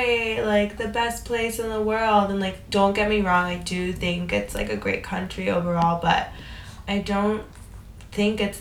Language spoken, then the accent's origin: English; South Florida, United States; moved away as an adult; now in Madrid, Spain; We are both from South Florida. I have been living abroad for 6 years now, almost